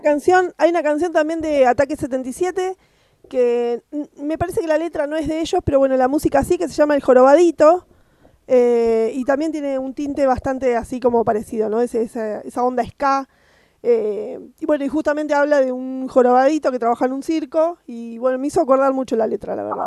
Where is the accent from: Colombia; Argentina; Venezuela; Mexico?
Argentina; yo soy de Argentina